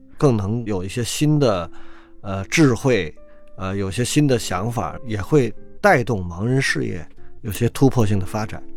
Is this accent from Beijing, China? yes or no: yes; Beijing, China; 我小时候在北京长大